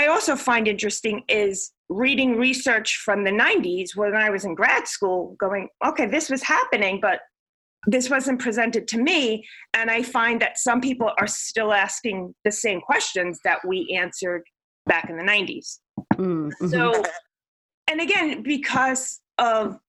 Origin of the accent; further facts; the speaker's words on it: New York City, New York, United States; moved away as an adult; also born or lived in Long Island; now in North Carolina, United States; I'm originally from New York City